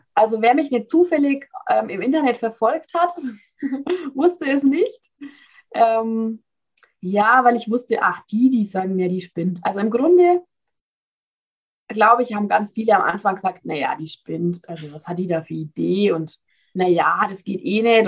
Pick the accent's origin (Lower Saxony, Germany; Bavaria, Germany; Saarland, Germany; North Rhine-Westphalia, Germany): Bavaria, Germany; Ich komme aus Bayern, wie man vielleicht nicht ganz unschwer erkennen kann.